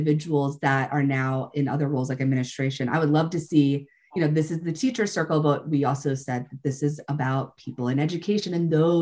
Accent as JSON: {"language": "English", "country": "United States", "said": "as American teachers"}